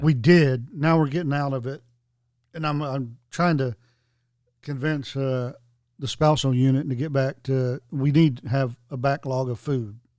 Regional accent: the South, United States; growing up in the South, playing outside all day, you just drink from the water hose

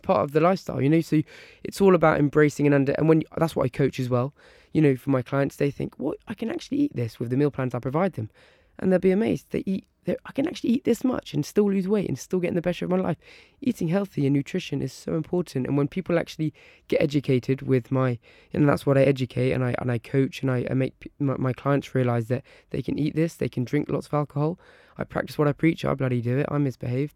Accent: Isle of Wight, South East England, United Kingdom; now in Surrey, United Kingdom; I was brought up on the Isle of Wight on a little island

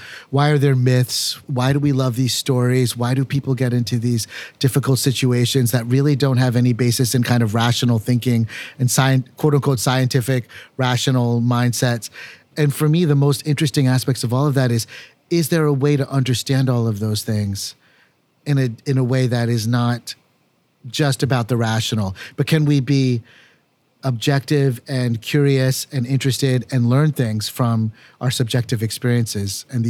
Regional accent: United States; So growing up in America was always this sense of being and belonging as an American, but only partially

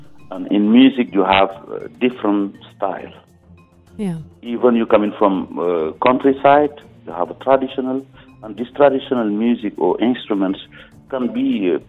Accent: Senegal; coming from Senegal

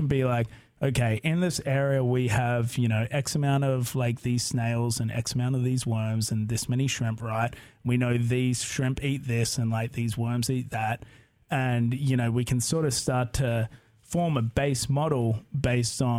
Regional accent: Melbourne, Victoria, Australia; moved away as an adult; also born or lived in San Diego / Delaware; now in Corvallis, United States; I'm from Australia

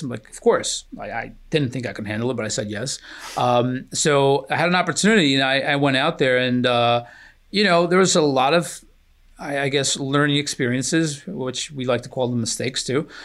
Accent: Newark, New Jersey, United States; also born or lived in Aveiro, Portugal; I was nine, my sister was eleven. And, uh, we immigrated to the ironbound section of Newark

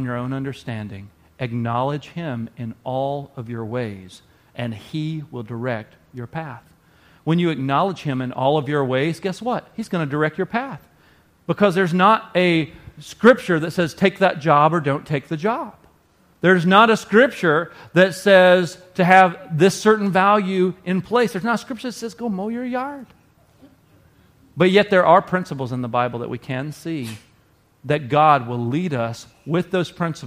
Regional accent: the South, United States; now in Wisconsin, United States; I grew up in the South

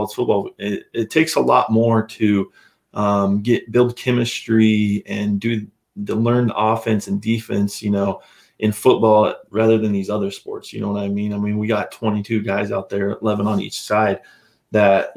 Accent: Idaho, United States; growing up in Idaho

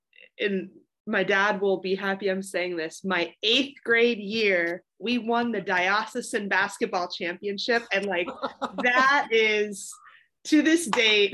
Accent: Pittsburgh, Pennsylvania, United States; I'm from Pittsburgh, Pennsylvania, and I went to a small all-girls high school called Oakland Catholic

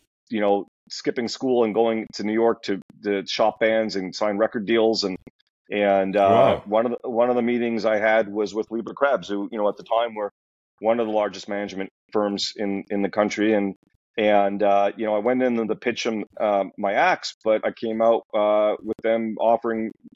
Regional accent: Montreal, Quebec, Canada; moved away; I grew up in Montreal

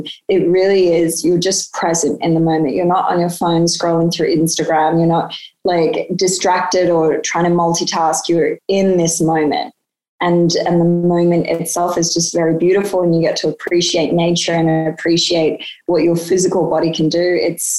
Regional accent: Sydney, New South Wales, Australia; I grew up in Sydney

